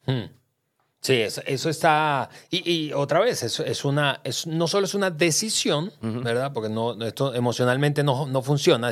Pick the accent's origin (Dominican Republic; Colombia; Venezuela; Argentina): Venezuela; moved away as an adult; now in Mexico; yo nací, crecí en Venezuela, hace ya 13 años vivo en México